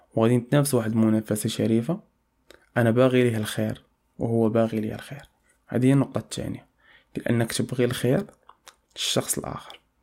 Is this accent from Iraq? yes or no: no; Morocco; عندنا في المغرب